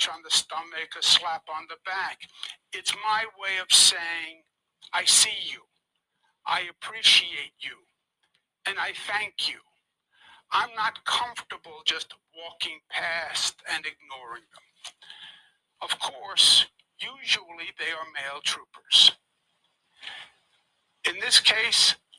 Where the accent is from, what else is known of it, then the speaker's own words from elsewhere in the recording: New York, United States; I'm a New Yorker, born and bred